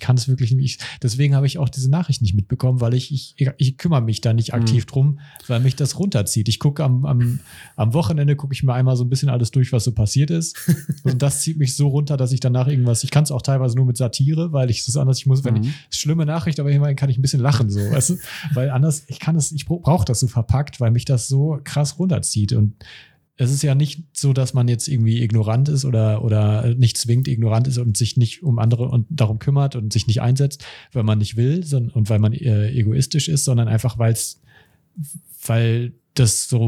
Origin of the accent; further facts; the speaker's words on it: Germany; die wir hier in Deutschland geboren sind als als als Deutsch Bio-Deutsche.